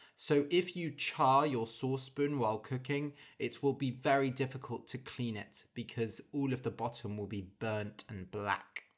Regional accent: United Kingdom; as a British person

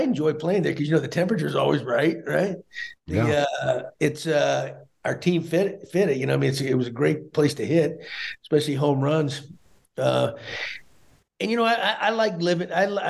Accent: Great Falls, Montana, United States; born there; I was born in Great Falls, Montana. They had a military base out there, so that I may be going back to my roots.

